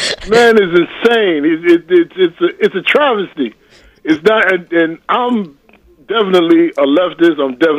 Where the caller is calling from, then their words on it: Queens, New York, United States; I'm calling from South Jamaica, Queens.